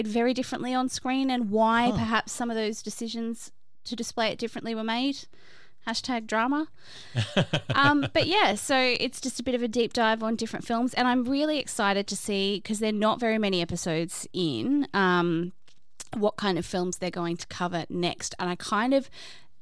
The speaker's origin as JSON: {"language": "English", "country": "Australia", "said": "I am Australian"}